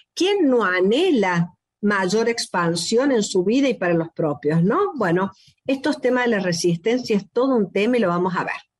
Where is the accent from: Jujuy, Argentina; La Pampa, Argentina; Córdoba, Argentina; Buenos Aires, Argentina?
Córdoba, Argentina; el país que hemos nacido, yo misma, que soy cordobesa, es un destino ser cordobés